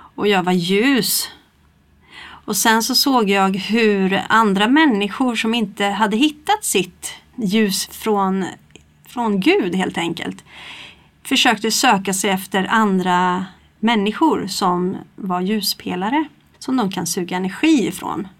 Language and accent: Swedish; Stockholm, Stockholm County, Sweden; now in Kristinehamn, Sweden; jag är ju från Stockholm från början och kom hit